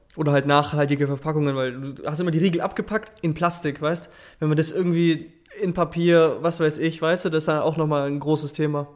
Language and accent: German; Stuttgart, Baden-Württemberg, Germany; ich komme aus Stuttgart